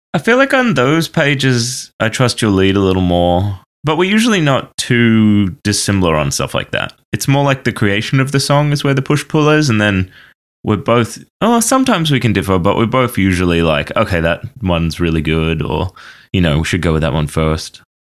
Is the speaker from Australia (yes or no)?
yes; Australia; moved away as an adult; also born or lived in Banff, Canada; now in Toronto, Canada; I grew up in Australia, and then when I was eighteen, moved to Canada